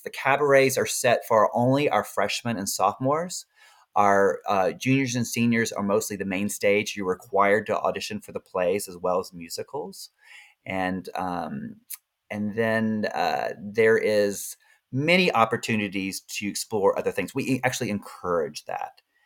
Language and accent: English; Birmingham, Alabama, United States; moved away; also born or lived in Austin, Texas; I'm from Birmingham, Alabama